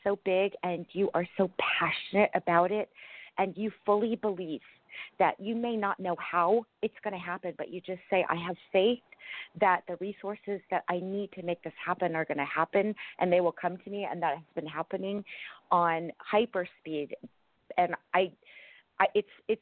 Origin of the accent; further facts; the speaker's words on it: California, United States; my hometown in California